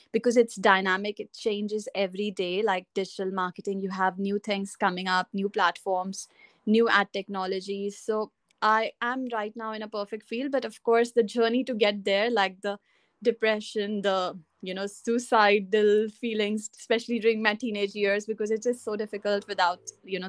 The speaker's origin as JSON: {"language": "English", "country": "India", "tie": "born or raised there", "also_born_or_lived": "Dubai, United Arab Emirates", "moved": "as an adult", "lives_now": "United Kingdom", "said": "I'm originally from India, and I lived in Dubai before"}